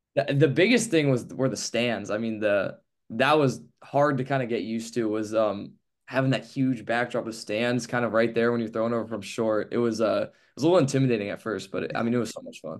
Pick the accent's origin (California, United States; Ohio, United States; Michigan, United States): California, United States; Palo Alto; growing up in Palo Alto, I'll look out of my high school